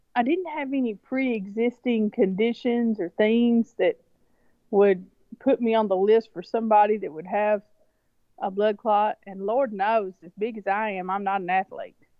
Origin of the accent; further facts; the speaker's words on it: rural West Tennessee, United States; also born or lived in China; I was born, raised, reared, the whole thing right here in, in, in Tennessee